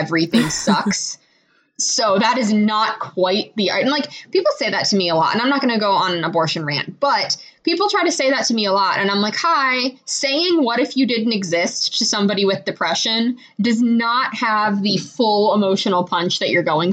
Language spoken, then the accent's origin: English; Michigan, United States; I wasn't born in Michigan if I was born in Poland